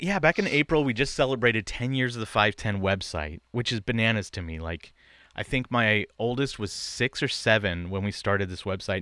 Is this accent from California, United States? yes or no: yes; East Bay, Bay Area, California, United States; I grew up in the East Bay of, of the Bay Area